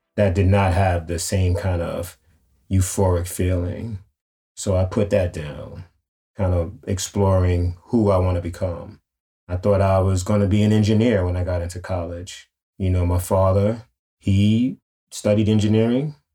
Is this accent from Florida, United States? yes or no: no; New York City, New York, United States; growing up in Harlem